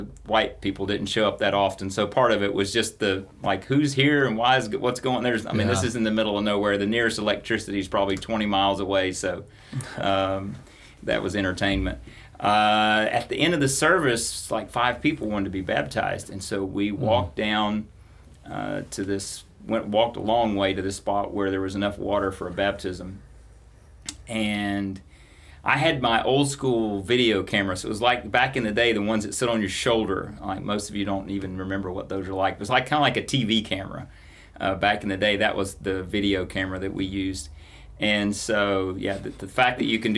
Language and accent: English; the South, United States; Growing up in the South